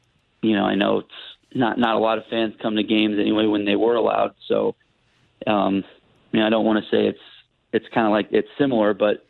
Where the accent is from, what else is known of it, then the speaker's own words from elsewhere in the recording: Columbia, Illinois, United States; I was from Columbia